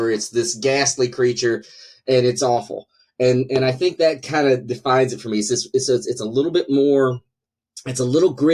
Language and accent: English; North Carolina, United States; So yeah, maybe maybe people in North Carolina just need fantasy to try to escape a little bit.